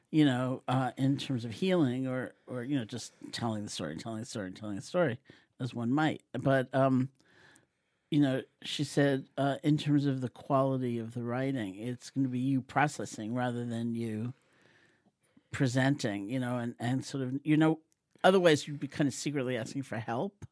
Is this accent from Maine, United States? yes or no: no; New York City, New York, United States; I grew up in New York City in Washington Heights, an Eastern European Jewish neighborhood.